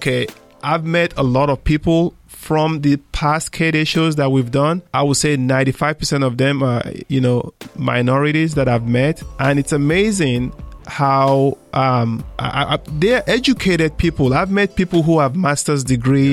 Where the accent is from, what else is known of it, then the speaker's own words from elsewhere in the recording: Nigeria; moved away as an adult; now in United States; I came from Nigeria. if you knew the community where I grew up